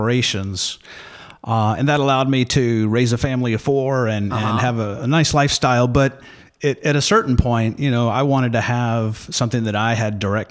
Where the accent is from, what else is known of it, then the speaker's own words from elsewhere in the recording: Alabama, United States; moved away as an adult; now in Ohio, United States; I'm originally from Alabama, but I've been in Ohio for almost 3 decades now